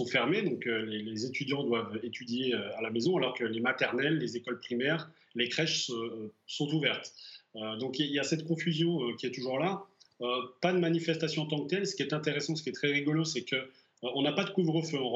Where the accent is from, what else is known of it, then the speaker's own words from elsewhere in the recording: France; now in Bratislava, Slovakia; tant que Français